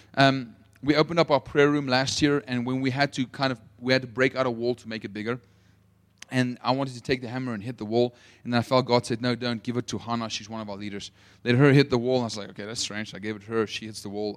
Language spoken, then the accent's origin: English; Potchefstroom, North West, South Africa; accent: South African; moved away; I'm from Potchefstroom